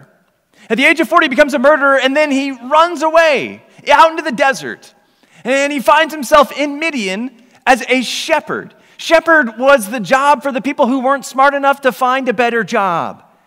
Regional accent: Oklahoma, United States; moved away as an adult; I'm originally from Oklahoma

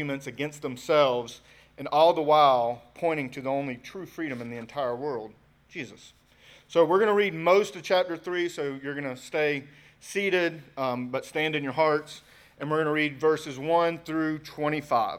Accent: United States; we're American, right? We're born in the USA.

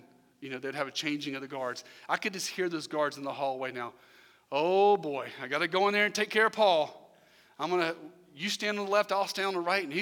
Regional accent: Irmo, South Carolina, United States; I'm from Irmo

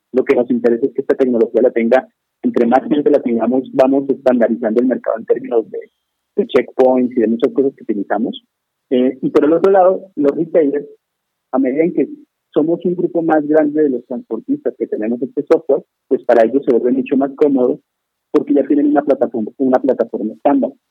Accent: Colombia; moved away as an adult; now in Mexico; yo soy colombiano, llegué a México hace unos 10 años

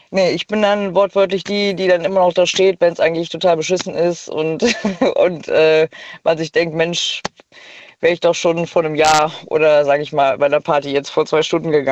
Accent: North Rhine-Westphalia, Germany; Ja, äh, ich komme aus der Nähe von Bonn.

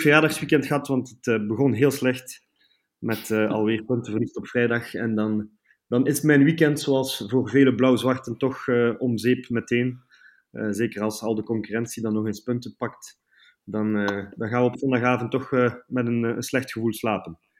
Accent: Bruges, Flanders, Belgium; moved away as an adult; now in Brussels, Belgium; ik ben dus geboren in Brugge, 35 jaar geleden

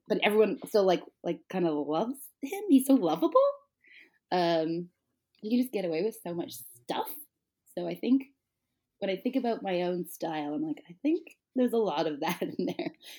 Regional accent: Toronto, Ontario, Canada; I'm from Toronto

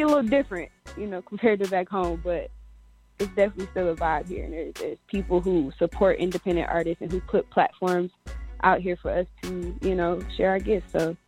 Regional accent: Detroit, Michigan, United States; also born or lived in Cleveland, United States; now in Phoenix, United States; I am a singer, songwriter, all-around creative. I am originally from Detroit area, moved to Cleveland, and then from Cleveland to Phoenix, where I now reside.

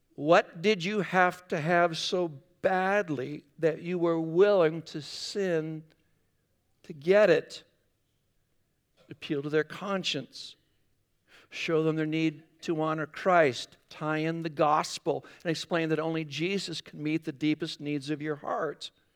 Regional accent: Northwest Iowa, United States; moved away; I grew up in Northwest Iowa

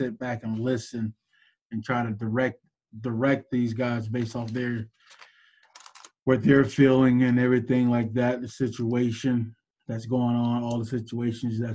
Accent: Florida, United States; I'm from Florida

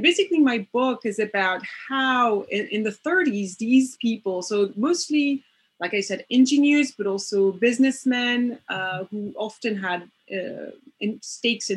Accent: Paris, Île-de-France, France; English is a second language; I am from Paris

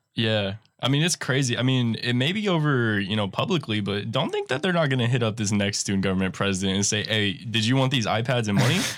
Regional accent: North Texas, United States; up in North Texas, uh, by my hometown

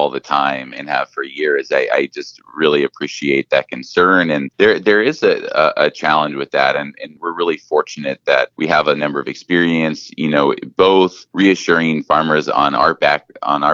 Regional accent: Whatcom County, Washington, United States; I grew up biking in Whatcom County, and so just being able to take people out on some of the same routes I grew up riding

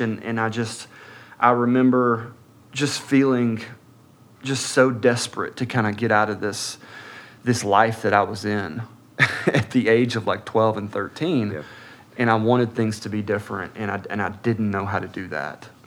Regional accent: Atlanta, Georgia, United States; also born or lived in Birmingham, Alabama; I was born in Birmingham, Alabama, uh, March 31st, 1982. Um, moved to Atlanta, just north of Atlanta, Gwinnett County, uh, when I was about six months old

